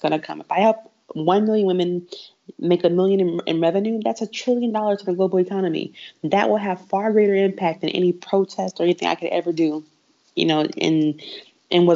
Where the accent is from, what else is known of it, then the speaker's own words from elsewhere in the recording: Houston, Texas, United States; I grew up in Houston, and I went to Kerr High School, which is an A-Leaf ISD in Houston, Texas